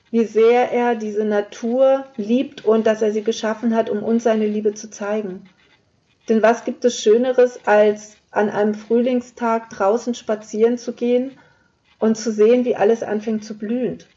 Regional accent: Lower Saxony, Germany; Ich komme aus dem Flachland, also Niedersachsen hat jetzt eher weniger, weniger Berge.

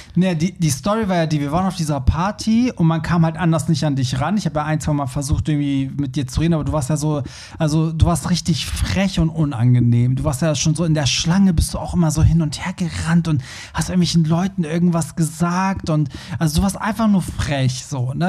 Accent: Hamburg, Germany; wir, wir kommen ja aus Hamburg

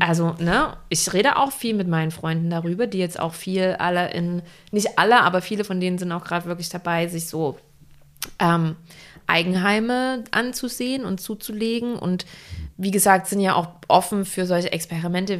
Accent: Wilkau-Haßlau, Saxony, Germany; now in Hamburg, Germany; wenn ich nach Hause fahre in die Heimat. Mhm. Ich komme ja auch aus einer kleinen Stadt.

